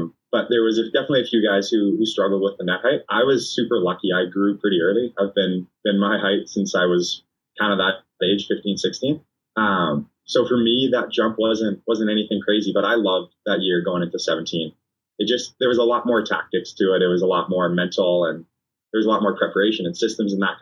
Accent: Canada; being a Canadian

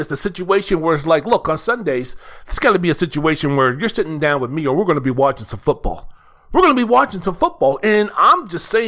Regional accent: Washington, District of Columbia, United States; my mom would drag my ass to church down to Holy Comforter in Northwest D.C.

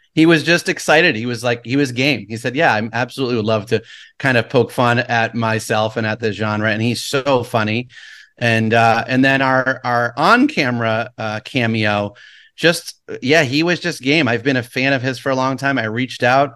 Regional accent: Saratoga Springs, New York, United States; moved away as an adult; now in Los Angeles, United States; I loved growing up in Saratoga. love upstate New York

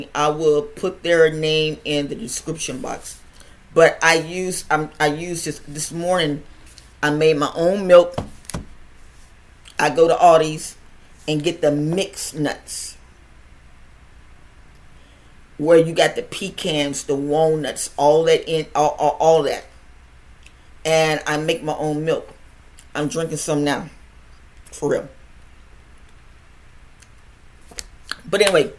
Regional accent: United States; me being an American

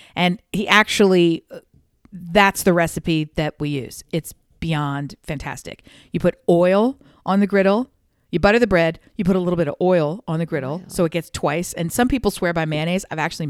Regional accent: Mid-Atlantic, United States; I'm from the Mid-Atlantic like you are. I'm from exactly the same part of the world eventually that, you are.

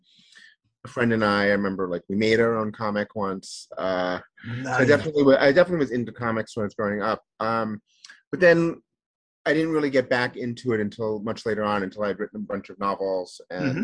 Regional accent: New York City, New York, United States; I grew up in New York City in Brooklyn

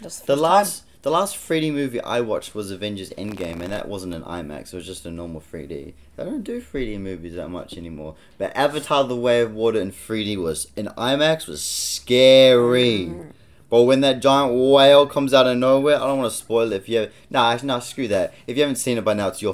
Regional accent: Auckland, New Zealand; Auckland. This is my backyard, my hometown

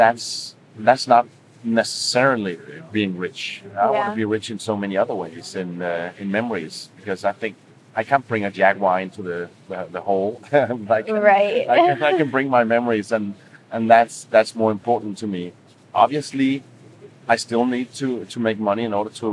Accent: Denmark; moved away as an adult; I come from one of the countries where everything is expensive

